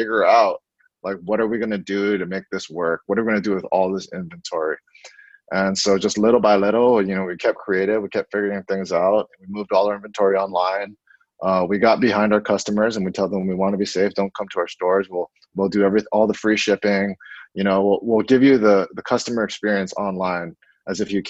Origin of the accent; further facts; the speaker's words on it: Honolulu, Hawaii, United States; moved away as an adult; also born or lived in Oregon / Portland; I grew up in Makiki, went to Punahou School, was a 2001 grad